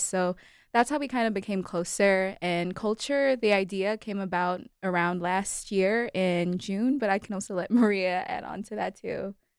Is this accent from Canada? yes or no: no; Kenya; also born or lived in Malawi; now in United States; grew up, spent most of my life in Kenya